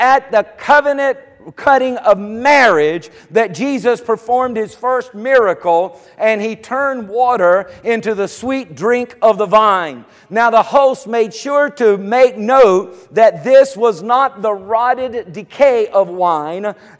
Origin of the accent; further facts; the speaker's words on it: United States; I was born here in America.